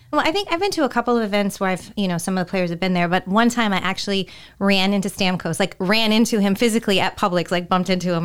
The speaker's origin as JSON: {"language": "English", "region": "California", "country": "United States", "tie": "born or raised there", "moved": "yes", "said": "growing up in California, we had a huge Mexican community"}